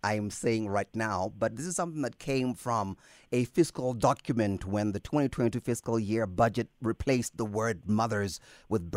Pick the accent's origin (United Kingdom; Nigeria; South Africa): South Africa; our reasoning in South Africa